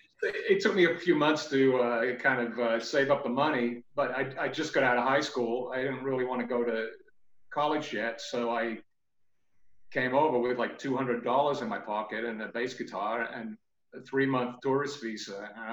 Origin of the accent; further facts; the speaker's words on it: England, United Kingdom; moved away; So I came over from England, in fact, to join … on bass.